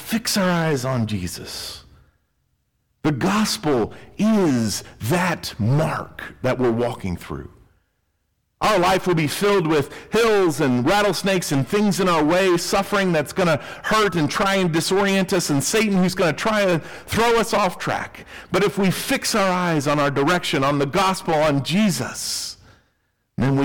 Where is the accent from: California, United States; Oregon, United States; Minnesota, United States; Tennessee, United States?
Tennessee, United States; I grew up in Tennessee, and Tennessee is known for its rolling hills.